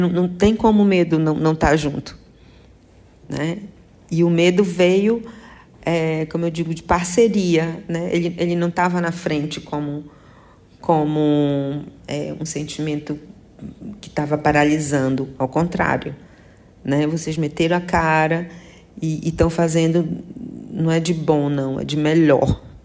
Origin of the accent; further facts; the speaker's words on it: Marajó, Pará, Brazil; now in São Luís, Brazil; eu sou marajoara, né? nascida no, Marajó é, e atualmente morando em São Luís